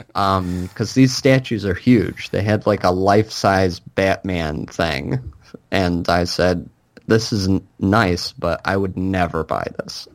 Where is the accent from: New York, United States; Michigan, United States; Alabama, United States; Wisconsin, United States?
Michigan, United States; the Comic-Cons that I went to growing up in Michigan